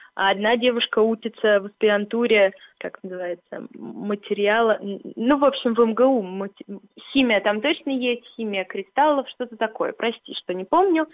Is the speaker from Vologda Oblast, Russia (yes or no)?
no; Dubna, Moscow Oblast, Russia; Я из Дубны, у нас там все математики, физики